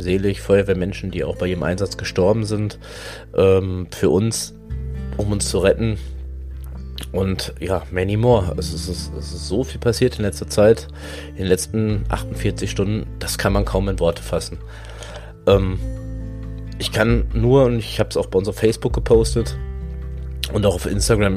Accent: Hagen, North Rhine-Westphalia, Germany; Ich komme halt hier auch aus der Gegend, Hagen und Umgebung

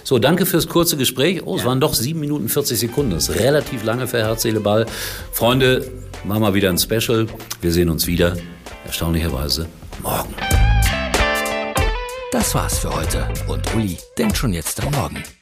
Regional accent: Gelsenkirchen, North Rhine-Westphalia, Germany; Ich bin noch groß geworden in der Glückaufkampfbahn.

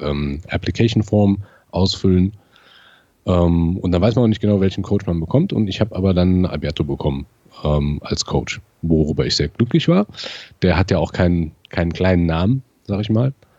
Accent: near Siegen, North Rhine-Westphalia, Germany; ich komme aus der Nähe von Siegen

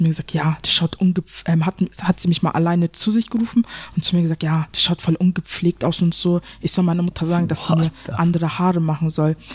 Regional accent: Germany; ich bin ja auch eine Deutsche. Ich habe einen deutschen Pass, ich bin ja auch eine Deutsche.

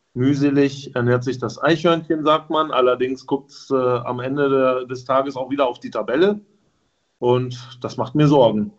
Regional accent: Wolfsburg, Lower Saxony, Germany; ich als gebürtiger Wolfsburger

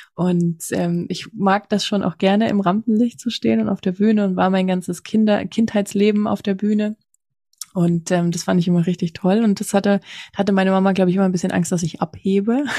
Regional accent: former East Germany, Germany; Also ich komme aus der ehemaligen DDR.

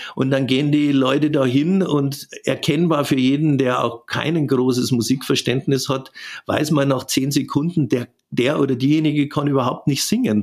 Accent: Southern Germany, Germany; bei uns in Süddeutschland

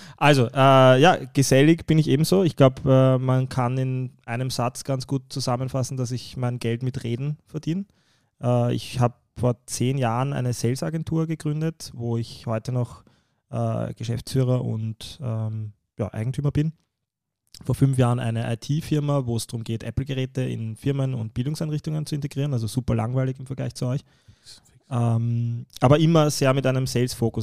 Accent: Vienna, Austria; weil ich zwar in Wien geboren und aufgewachsen bin, aber trotzdem arabische Wurzeln hab, de facto. Mein Vater ist aus Ägypten

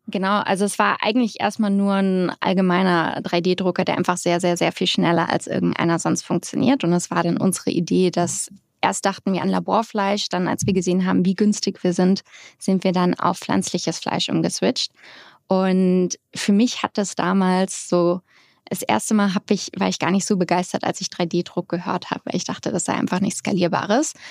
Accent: Hamburg, Germany; moved away as an adult; also born or lived in Netherlands / London; now in United States; Ich bin Hamburgerin aus St. Georg

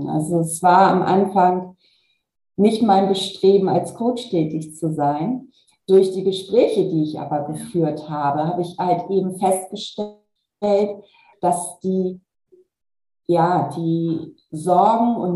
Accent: Kiel, Schleswig-Holstein, Germany; Also ich bin eine Kieler Sprotte, ich bin dann beruflich nach Hamburg gegangen für diesen Konzern und bin dann nochmal nach Braunschweig gegangen und da habe ich mich tatsächlich nicht wohl gefühlt, weil mir dort das Meer unwahrscheinlich gefehlt hat.

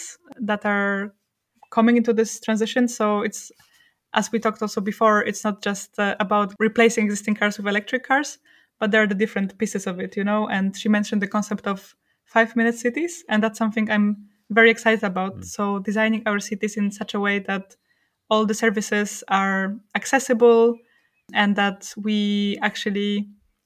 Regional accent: Poland; I come from Poland myself

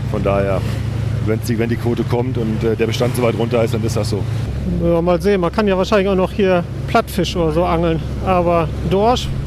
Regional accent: Bremen, Germany; Äh, ich komme aus Bremen.

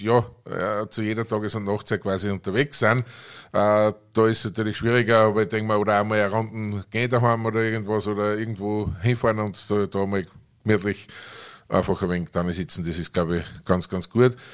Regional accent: Aschach an der Steyr, Upper Austria, Austria; meine Heimatgemeinde in Oschach

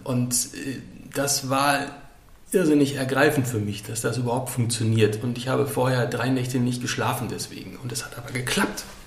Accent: Sauerland, North Rhine-Westphalia, Germany; moved away as an adult; now in Baltrum, Germany; bin gebürtig aus dem Sauerland und jetzt seit 13 Jahren hier auf Baltrum

